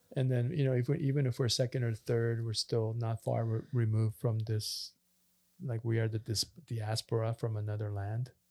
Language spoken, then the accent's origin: English; Canada; also born or lived in Korea; we grew up in Canada and we're immigrants